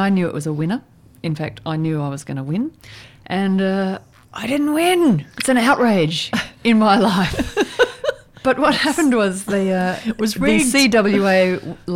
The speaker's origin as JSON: {"language": "English", "region": "Victoria", "country": "Australia", "tie": "born or raised there", "said": "growing up in Victoria"}